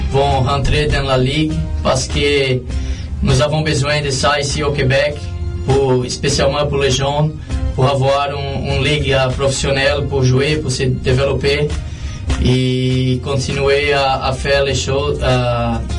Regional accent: Brazil; moved away as an adult; je suis venu du Brésil en 2004. Je suis allé aux États-Unis pour jouer au soccer universitaire.

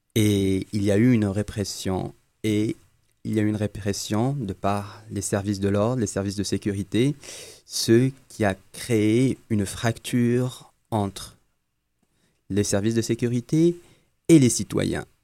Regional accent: Algeria; Je suis algérien

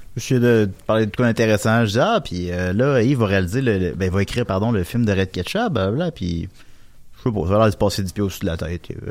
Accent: Quebec, Canada; accent: Québécois; je vais parler en québécois

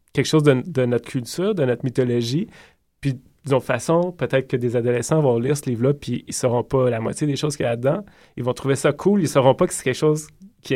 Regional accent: Quebec, Canada; en tant que Québécois

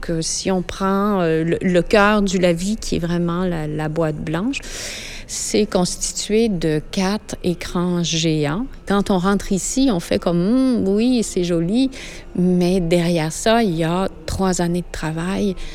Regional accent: France; moved away as an adult; je suis française, je suis arrivée ici il y a deux ans et demi.

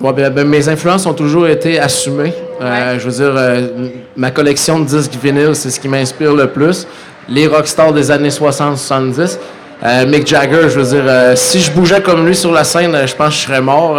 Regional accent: Saguenay, Quebec, Canada; chez nous au Saguenay

